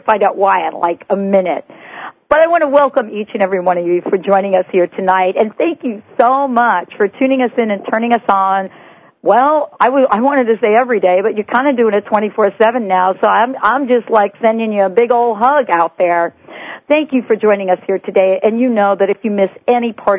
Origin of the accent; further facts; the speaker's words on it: New York, United States; I'm from New York, too